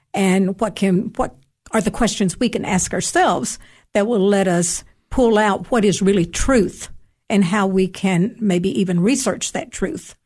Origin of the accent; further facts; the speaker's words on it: Cookeville, Tennessee, United States; moved away as an adult; also born or lived in North Carolina / Georgia / Greece; I was born and raised here in Cookville